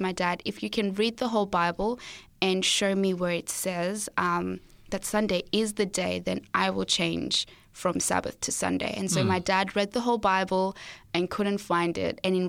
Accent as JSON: {"language": "English", "country": "Zimbabwe", "tie": "born there", "said": "So, as I said, I was born in Zimbabwe and I'm an only child."}